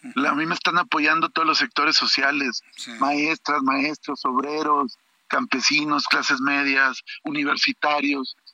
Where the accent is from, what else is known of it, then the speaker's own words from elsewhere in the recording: Torreón, Coahuila, Mexico; Yo soy nativo de Torreón, soy lagunero.